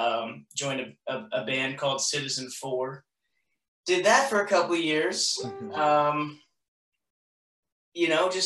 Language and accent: English; Des Moines, Iowa, United States; I grew up in Iowa, in the Des Moines area.